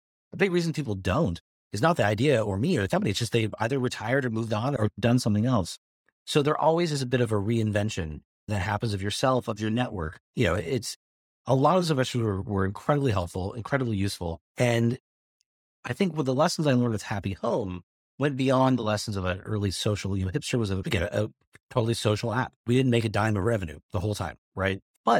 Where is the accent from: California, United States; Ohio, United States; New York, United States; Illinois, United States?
California, United States; Modesto; How can I help the economy of my hometown, right? And that's where we really started to focus on how do you inspire jobs and opportunity in places like Modesto?